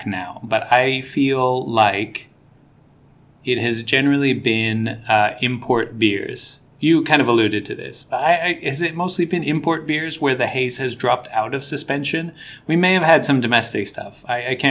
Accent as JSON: {"language": "English", "country": "United States", "said": "I'm an American"}